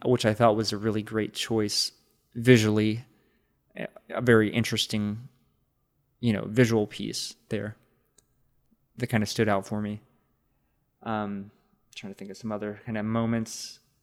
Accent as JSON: {"language": "English", "region": "Texas", "country": "United States", "said": "as a Texan"}